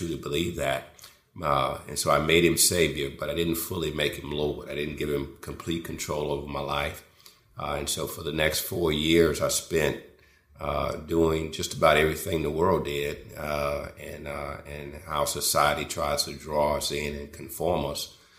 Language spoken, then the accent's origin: English; Houston, Texas, United States; I grew up in Houston, Texas, and I didn't grow up primarily in a Christian home